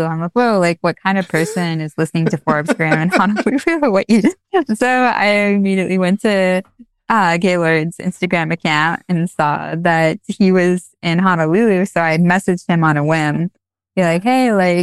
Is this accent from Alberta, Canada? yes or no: yes; Alberta, Canada; also born or lived in New York; now in Hawaii, United States; I'm actually from Alberta, Canada